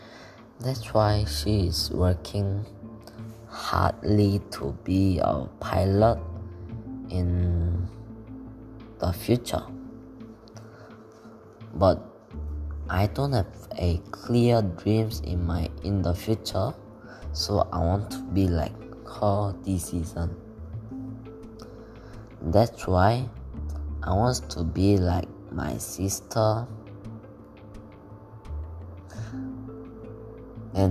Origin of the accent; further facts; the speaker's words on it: South Korea; English is a second language; now in Malaysia; I am from Korea and I study in Malaysia International School